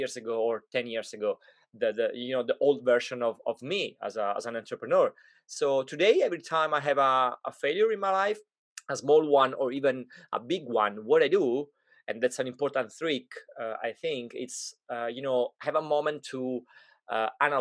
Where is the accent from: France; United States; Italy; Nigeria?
Italy; moved away; when I grew up in Italy